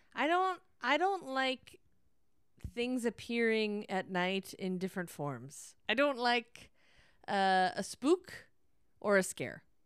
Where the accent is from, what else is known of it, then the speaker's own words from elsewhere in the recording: Northern California, United States; growing up in Northern California